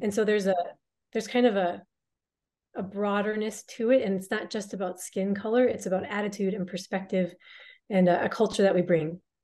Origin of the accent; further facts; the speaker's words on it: United States; I'm an American.